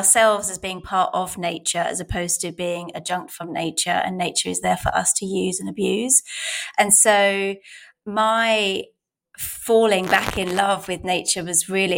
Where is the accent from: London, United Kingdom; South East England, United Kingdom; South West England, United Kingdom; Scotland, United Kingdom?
London, United Kingdom; I grew up in Southeast London